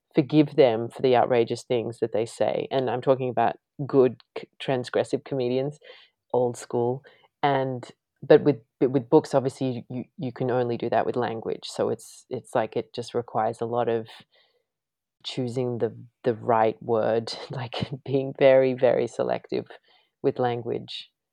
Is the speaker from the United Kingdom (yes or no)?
no; Australia; moved away as an adult; now in United States; being Australian